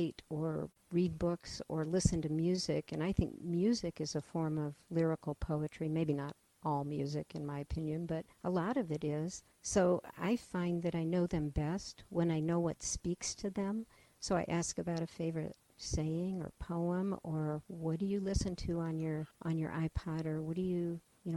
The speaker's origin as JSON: {"language": "English", "area": "east of Cleveland", "region": "Ohio", "country": "United States", "tie": "born or raised there", "also_born_or_lived": "Michigan / Atlanta, Georgia / Oregon", "moved": "as an adult", "lives_now": "Omaha, United States", "said": "I was born in Ohio, in the countryside east of Cleveland"}